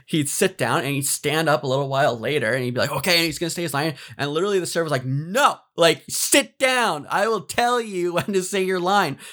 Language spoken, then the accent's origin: English; Canada